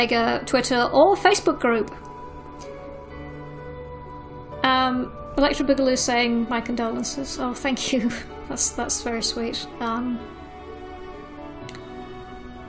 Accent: United Kingdom; being British

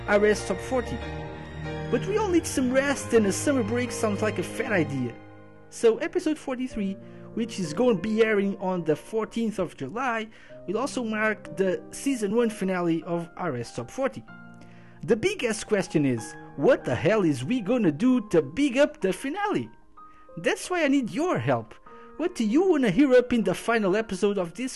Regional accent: Portugal; I'm from Portugal

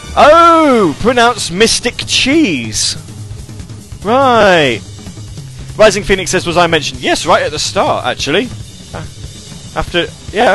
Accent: United Kingdom; accent: British; I'm a British guy

